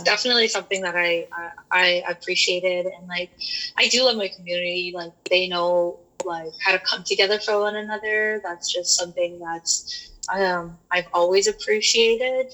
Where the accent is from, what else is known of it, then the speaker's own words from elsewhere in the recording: Toronto, Ontario, Canada; I was born and raised in Toronto.